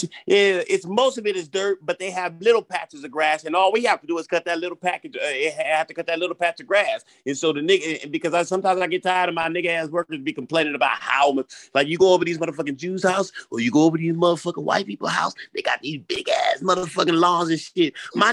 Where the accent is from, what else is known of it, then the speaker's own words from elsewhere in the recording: New Orleans, Louisiana, United States; Oh, no. I'm a nigga from New Orleans.